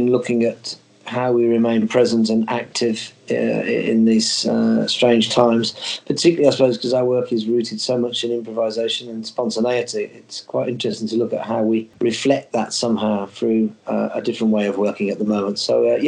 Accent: Birmingham, West Midlands, United Kingdom; I'm from Birmingham.

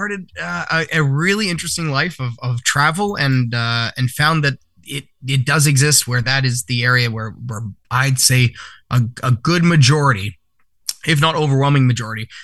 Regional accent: Vancouver, British Columbia, Canada; in my hometown of Vancouver for years and years

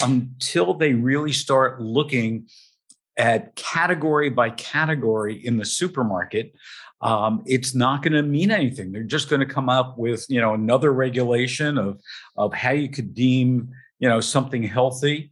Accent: New Jersey, United States; I come from New Jersey

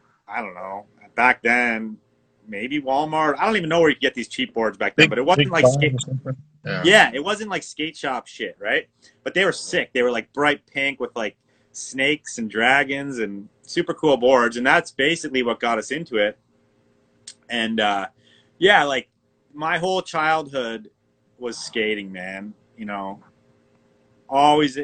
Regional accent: Niagara Falls, Ontario, Canada; also born or lived in Toronto; From Toronto. Big city of Toronto. But I moved away when I was four. My parents moved us to a small town, which is like an hour away, called Niagara. Well, everyone's heard of Niagara Falls. I grew up near Niagara Falls.

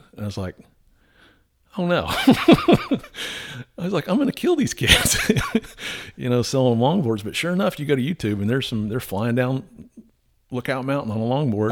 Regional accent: South Florida, United States; moved away as an adult; also born or lived in Atlanta, Georgia; growing up in Florida, I've been around hurricanes

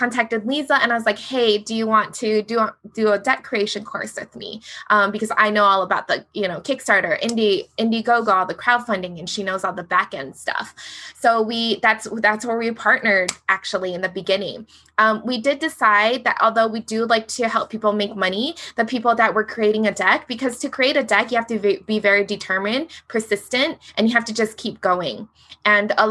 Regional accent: Hawaii, United States; I'm from Hawaii. We have Hawaii education

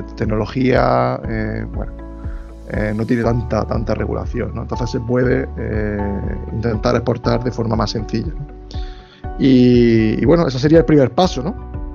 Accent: Spain; yo como soy de España

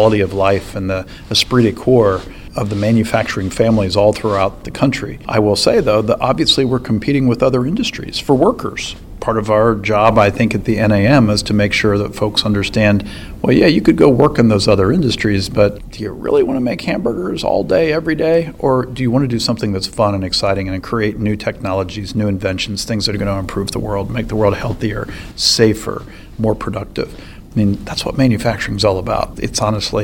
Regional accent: Ohio, United States; my home state

